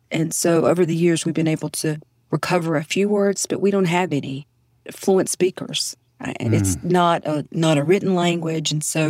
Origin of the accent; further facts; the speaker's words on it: southeastern North Carolina, United States; accent: Southern; I grew up in North Carolina, hence my deeply Southern accent. My tribe is Kahari. It's C-O-H-A-R-I-E. And it's one of eight tribes in North Carolina. Growing up, I was always an Indian, American Indian or Indian.